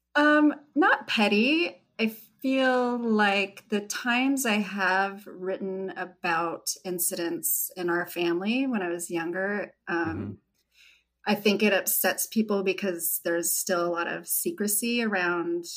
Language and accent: English; Red Bluff, California, United States; I grew up outside of Red Bluff in Derryville. There were about 175 people there